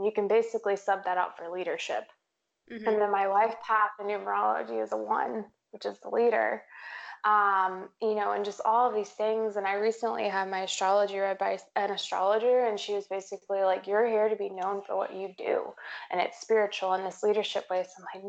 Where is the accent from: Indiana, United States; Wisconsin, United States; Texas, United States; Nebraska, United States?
Texas, United States; I grew up, I'm from Texas. And whenever people ask me like, where are you from? I'm like, I'm from Texas. Like, oh, where? And I'm like, everywhere.